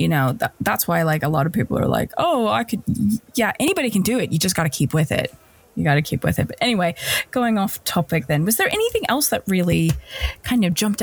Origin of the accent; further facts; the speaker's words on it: United States; moved away as an adult; now in London, United Kingdom; as an American